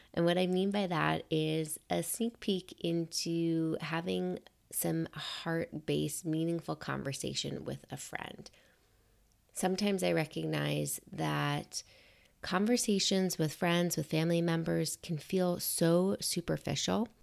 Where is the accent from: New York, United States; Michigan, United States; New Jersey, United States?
New York, United States; New York City; also born or lived in Buenos Aires; growing up in New York City